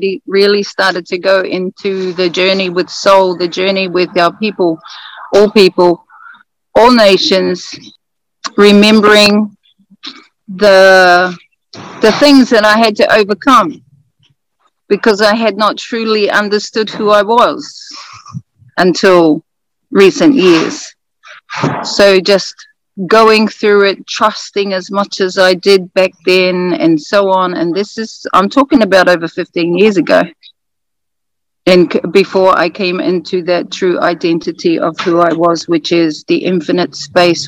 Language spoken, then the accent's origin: English; Ruatahuna, Bay of Plenty, New Zealand; now in Australia; I am from Aotearoa, New Zealand, North Island, a rural area called Ruatahuna